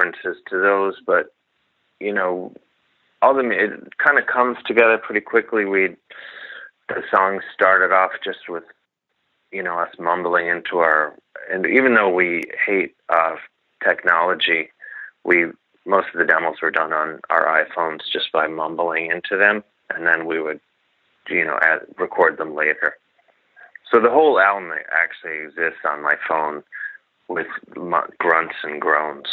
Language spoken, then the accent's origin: English; Gary, Indiana, United States; I'm from Indiana